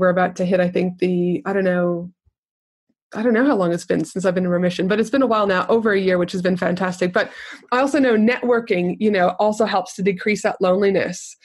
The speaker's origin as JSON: {"language": "English", "country": "Canada", "tie": "born or raised there", "said": "growing up in Canada"}